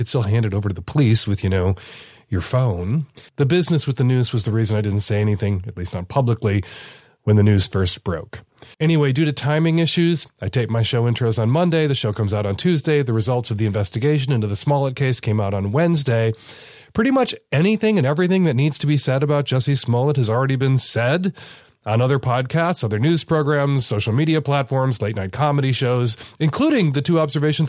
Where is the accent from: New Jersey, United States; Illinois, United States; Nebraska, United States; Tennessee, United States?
Illinois, United States; Chicago; I am from Chicago.